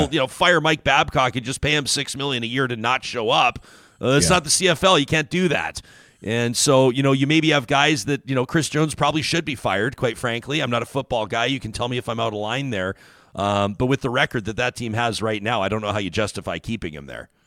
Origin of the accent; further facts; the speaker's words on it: Calgary, Alberta, Canada; I grew up in Calgary